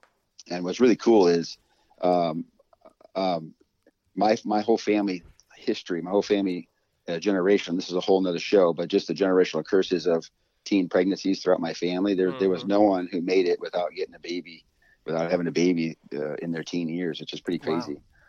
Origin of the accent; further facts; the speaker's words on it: Texas, United States; born there; so my personal background, like I was born in Texas.